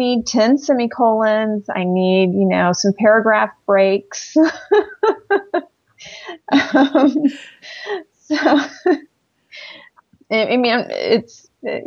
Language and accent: English; the South, United States; I'm this girl from the South